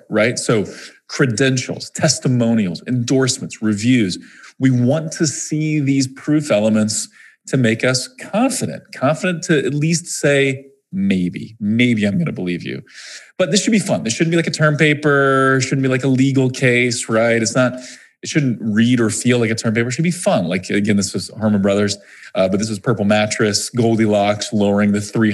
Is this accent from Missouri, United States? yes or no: yes; Missouri, United States; I'm from Missouri, right? Missouri is the show me state. We're very skeptical people, I guess, in Missouri